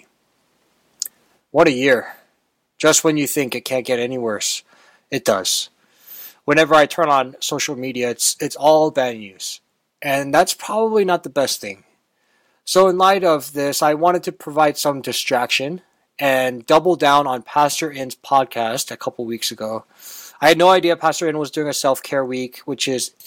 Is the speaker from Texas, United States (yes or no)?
yes; Texas, United States; Growing up in Texas